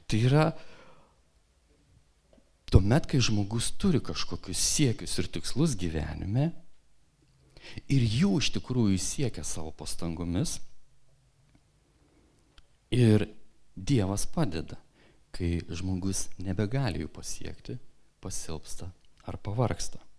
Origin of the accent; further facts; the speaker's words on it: Kupiškis, Panevėžys County, Lithuania; aš augau mažame miestelėje, Kupiškyje, ir ten buvo miestelis su didelė bažnyčia.